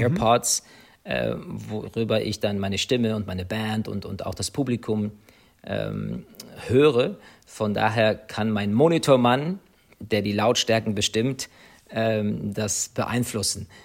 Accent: Ireland; moved away; also born or lived in United States; Ich bin in Irland geboren, das ist meine Heimat.

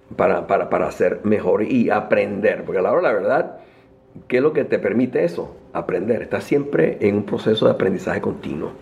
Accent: Caracas, Capital District, Venezuela; moved away as an adult; now in United States; nací en Venezuela, en Caracas. Ah, mm, me estudié en la Universidad Metropolitana

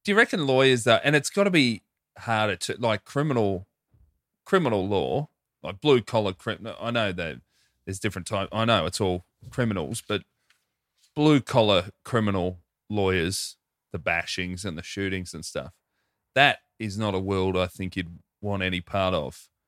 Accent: Hoppers Crossing, Victoria, Australia; near my place growing up in Hoppers

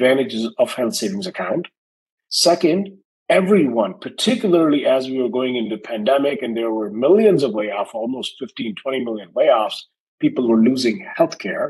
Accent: New Delhi, Delhi, India; moved away as an adult; now in United States; I was born and raised in India, New Delhi.

